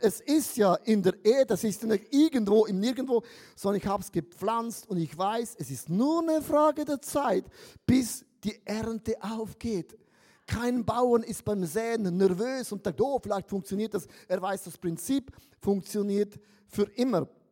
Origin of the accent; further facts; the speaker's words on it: Switzerland; Ich bin ja ein Schweizer